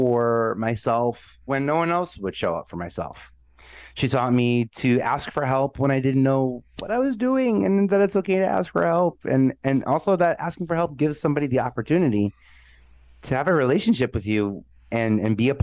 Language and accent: English; New York City, New York, United States; I'm a New Yorker. I'm an Italian boy from Staten Island